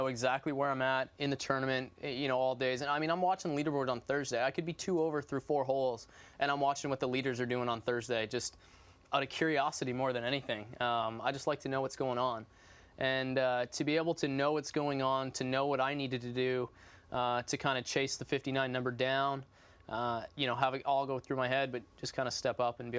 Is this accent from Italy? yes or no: no; Western Canada, Canada; also born or lived in Louisville; I'm Canadian